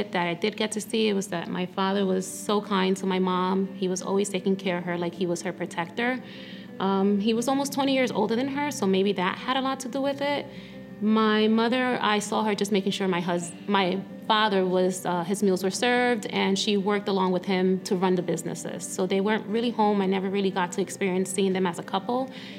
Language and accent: English; Paterson, New Jersey, United States; also born or lived in Dominican Republic; I eventually came to the United States when I was around six, and at that point they had my younger brother. My parents worked a lot, they ran businesses, so they were never really home. My grandmother was the one who raised us in Patterson.